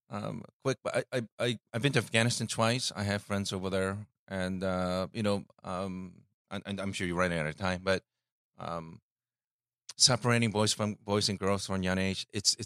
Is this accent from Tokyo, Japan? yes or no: no; Osaka, Japan; That's my hometown, and I think if you like fashion, is it Gwen Stefani?